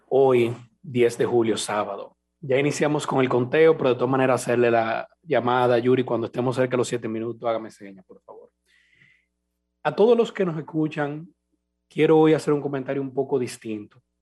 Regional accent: Dominican Republic; moved away as an adult; como dominicano que me encuentro temporalmente en el exterior.

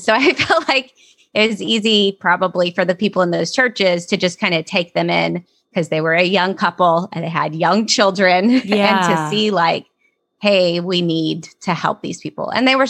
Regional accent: North Dakota, United States; born there; I was born in North Dakota.

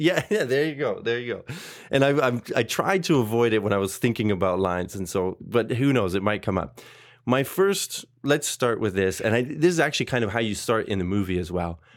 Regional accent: Canada; growing up in Canada

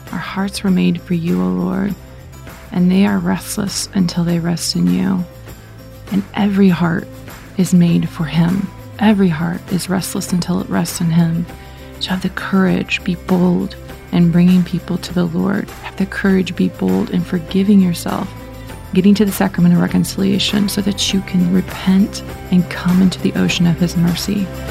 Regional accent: Indiana, United States; I'm from Indiana

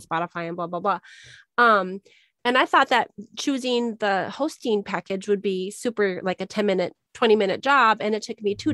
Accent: Minnesota, United States; now in Arizona, United States; I grew up in Minnesota

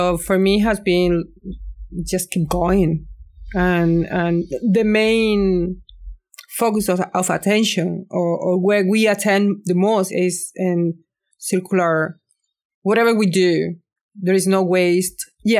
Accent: south of Spain, Spain; now in Scotland, United Kingdom; I am from the south of Spain, and I live in Scotland.

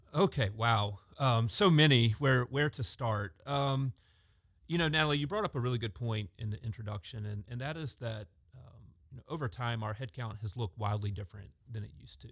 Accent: Augusta, Georgia, United States; I grew up in Augusta, Georgia

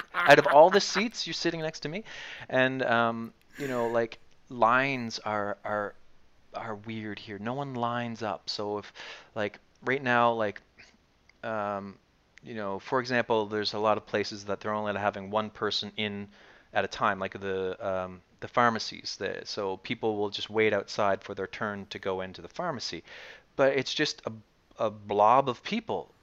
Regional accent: Dartmouth, Nova Scotia, Canada; moved away as an adult; now in Kyiv, Ukraine; we come from Canada where people smile all the time, and Nova Scotia where people smile even more than

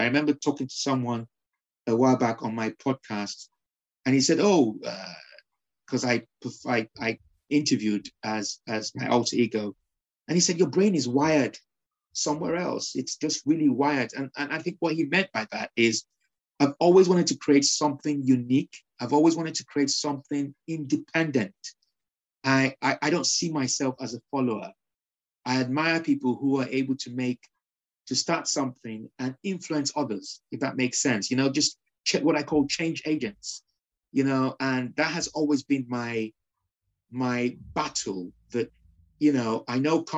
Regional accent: Nigeria; moved away as an adult; also born or lived in Liverpool, United Kingdom; now in United Kingdom; when I was raised in Nigeria, I was raised under dictatorship rule

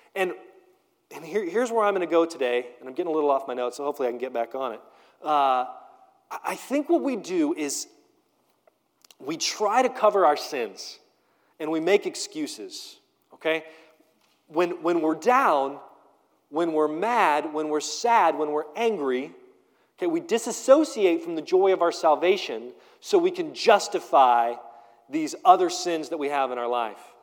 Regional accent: United States; we do this thing as American Christians

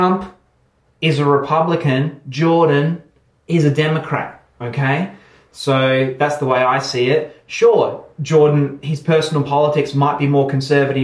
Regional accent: Australia; I'm Australian

